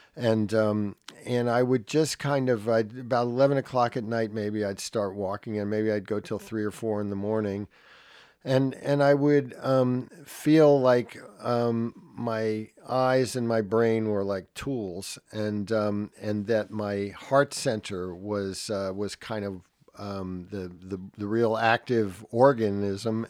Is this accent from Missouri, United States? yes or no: no; Jersey Shore, New Jersey, United States; also born or lived in Brooklyn, New York; I was born in Brooklyn, New York. Uh, at the age of three, we moved to the Jersey Shore